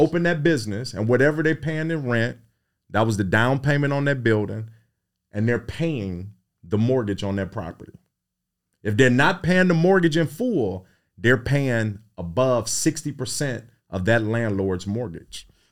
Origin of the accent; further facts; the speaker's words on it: Cleveland, Ohio, United States; I was raised in Midtown, sixty-eighth and Carnegie